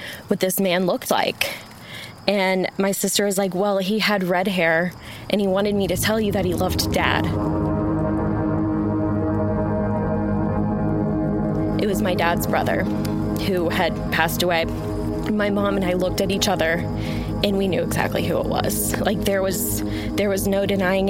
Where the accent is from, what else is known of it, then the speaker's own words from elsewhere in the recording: Arlington, Texas, United States; I'm originally from Dallas-Fort Worth, Arlington